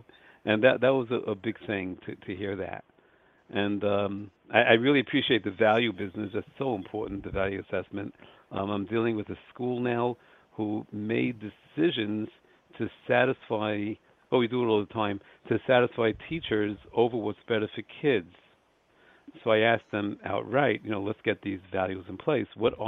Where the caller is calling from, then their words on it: Lakewood, New Jersey, United States; Lakewood, New Jersey.